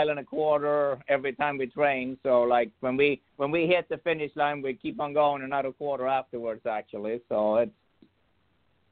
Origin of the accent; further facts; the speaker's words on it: Sweden; now in United States; I'm originally from Sweden. I've been here about 27 years now